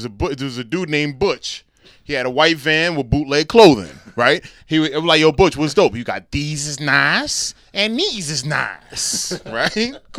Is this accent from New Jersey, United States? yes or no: yes; New Brunswick, New Jersey, United States; I was born and raised in New Brunswick, born at Middlesex County College, Middlesex County Hospital, sorry.